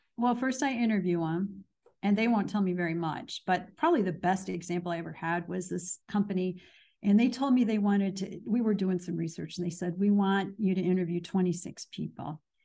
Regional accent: Danville, Illinois, United States; moved away as an adult; also born or lived in Chicago, Illinois; now in US South; I am from Danville, Illinois

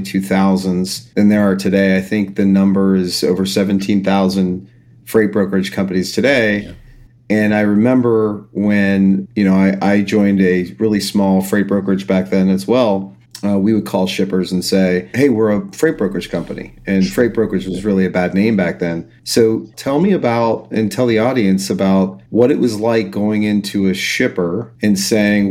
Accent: Cincinnati, Ohio, United States; moved away; also born or lived in Bay Area, California; I'm from Cincinnati, Ohio. I lived in the Bay Area for about 6 years

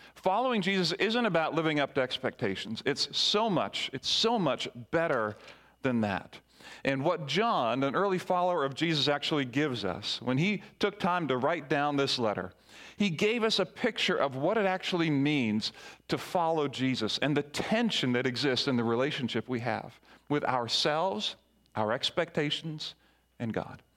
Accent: Barbados; moved away; I grew up in the Caribbean in Barbados

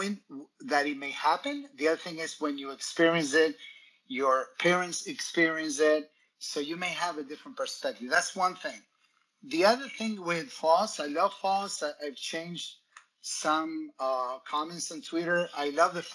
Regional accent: Argentina; moved away; I grew up in Latin America, in Argentina

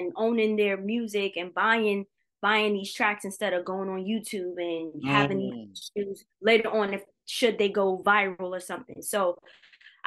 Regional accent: New York City, New York, United States; we're from New York City, from Brooklyn

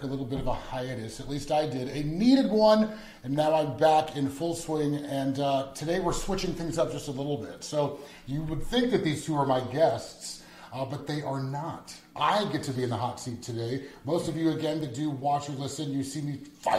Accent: Rohnert Park, California, United States; also born or lived in Davis, California; moved us to Sonoma County, which is about an hour and a half west of Sacramento area. And that's where mom raised the two of us till I was about 18

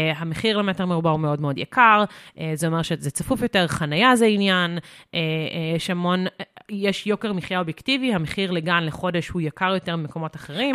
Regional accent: Zikhron Ya'akov, Haifa District, Israel; moved away as an adult; also born or lived in Jerusalem; now in Tel Aviv, Israel; אני במקור מחיפה, נולדתי בחיפה, גדלתי בזיכרון

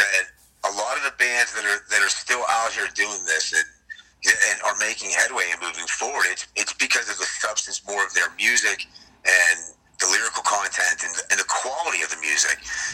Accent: Beaver Valley, Pennsylvania, United States; I'm from the Beaver Valley

